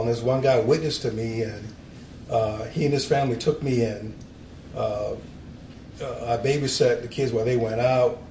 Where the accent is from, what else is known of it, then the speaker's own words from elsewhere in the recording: Norfolk, Virginia, United States; moved away as an adult; I grew up in Norfolk, Virginia, Navy town